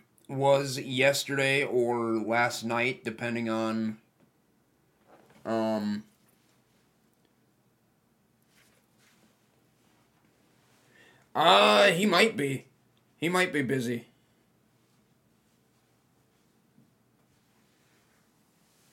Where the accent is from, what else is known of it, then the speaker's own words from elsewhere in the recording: Minnesota, United States; I am from Minnesota. USA